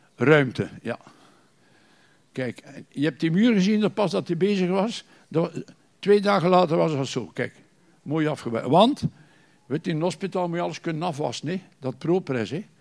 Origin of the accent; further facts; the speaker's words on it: Bruges, Flanders, Belgium; kom uit Brugge.